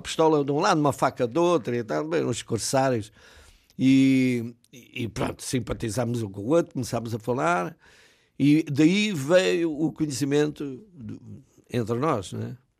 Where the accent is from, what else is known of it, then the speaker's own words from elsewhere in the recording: Alverca do Ribatejo, Lisbon, Portugal; moved away as an adult; a minha terra é a Alverca de Ribatejo